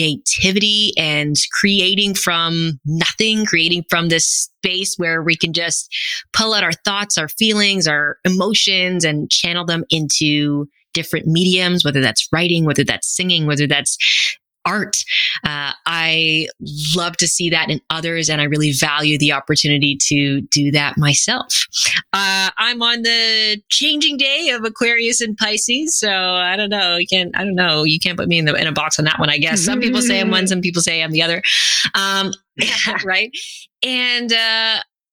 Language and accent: English; Canada; I'm a first generation Canadian. My parents are both from Guyana